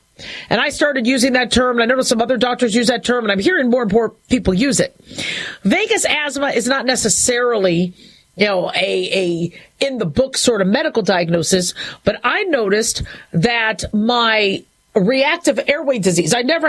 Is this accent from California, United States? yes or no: yes; California, United States; also born or lived in Phoenix, United States / Las Vegas, United States; growing up in Southern California, Phoenix, Arizona, Las Vegas, Nevada